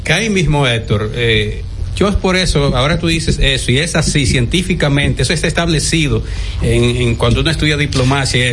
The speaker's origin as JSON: {"language": "Spanish", "country": "Dominican Republic", "said": "como dominicano"}